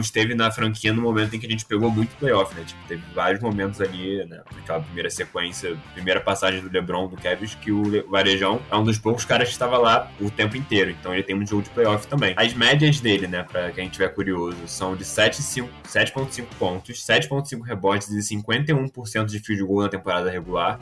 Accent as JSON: {"language": "Portuguese", "region": "Rio de Janeiro", "country": "Brazil", "said": "eu sou do Rio de Janeiro"}